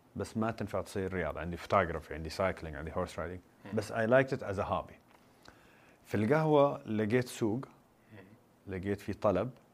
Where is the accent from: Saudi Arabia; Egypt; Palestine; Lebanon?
Saudi Arabia; Qatif, Eastern Province; also born or lived in United States; انا من القطيف بورن ريز ذير بس ان انا عشت في امريكا فتره الدراسه